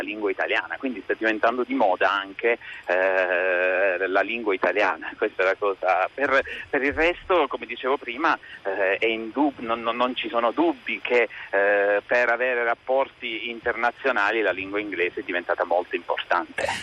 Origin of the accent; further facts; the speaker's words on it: Ginosa, Apulia, Italy; di essere nato e di essere eh, di essermi formato in provincia